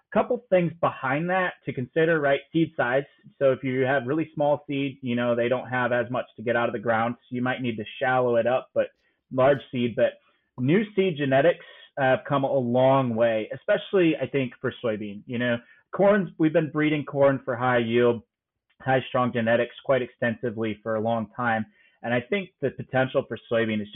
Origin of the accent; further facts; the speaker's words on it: Northern Illinois, United States; I'm from Northern Illinois